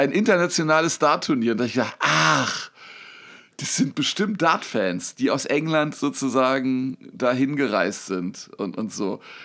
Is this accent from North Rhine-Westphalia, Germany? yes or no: no; Berlin, Germany; Ich bin nicht in Neukölln, ich bin in Kreuzberg aufgewachsen